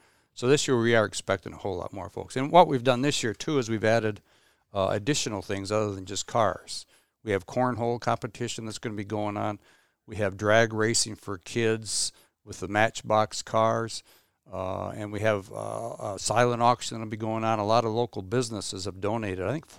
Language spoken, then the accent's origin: English; Clare, Michigan, United States; I was born and raised in Clare, live in the Clare area still.